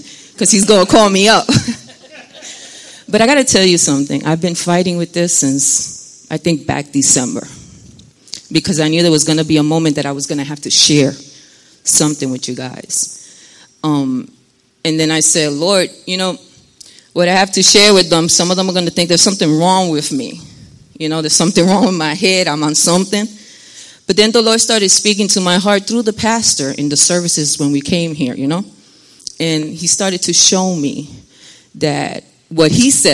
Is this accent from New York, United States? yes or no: yes; New York City, New York, United States; moved away as an adult; now in New Jersey, United States; I was born and raised in New York City